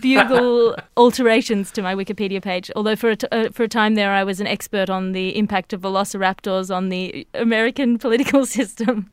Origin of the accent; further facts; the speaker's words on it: Australia; as an Australian